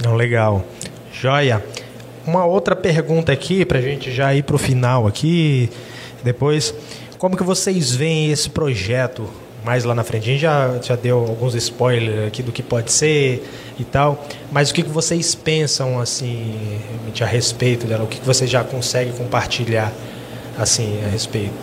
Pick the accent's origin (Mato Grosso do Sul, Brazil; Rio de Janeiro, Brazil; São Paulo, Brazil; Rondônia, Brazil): Rondônia, Brazil; Jaru; a gente é aqui de Jaru mesmo